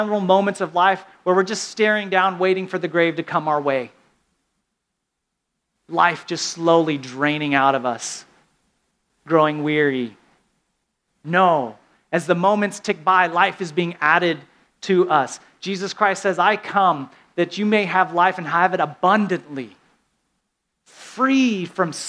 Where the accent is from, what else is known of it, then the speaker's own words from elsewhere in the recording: the South, United States; I'm from the South